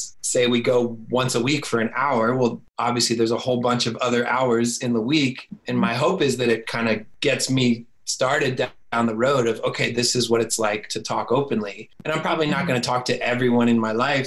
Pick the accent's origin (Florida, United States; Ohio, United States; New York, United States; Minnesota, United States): Florida, United States; moved away as an adult; I moved back to my hometown in Florida